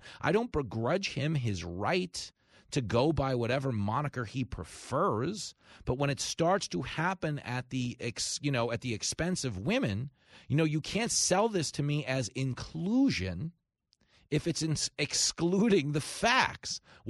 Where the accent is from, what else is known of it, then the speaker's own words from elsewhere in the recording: East Coast, United States; I'd never seen that for women's sports where I grew up on the East Coast.